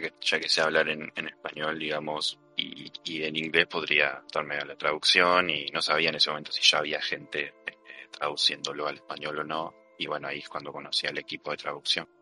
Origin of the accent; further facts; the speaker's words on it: Argentina; yo soy, soy argentino